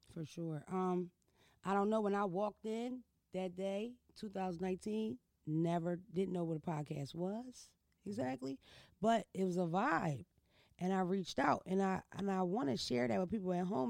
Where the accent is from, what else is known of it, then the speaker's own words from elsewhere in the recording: Philadelphia, Pennsylvania, United States; I'm from Philadelphia. I'm not from Baltimore. I'm not from New York City